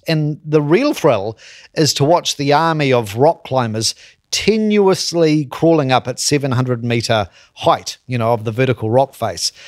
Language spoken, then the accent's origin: English; Christchurch, Canterbury, New Zealand; my hometown, Christchurch, the Garden City